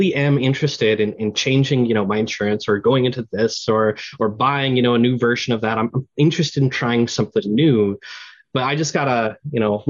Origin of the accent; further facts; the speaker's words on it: Canada; I'm Canadian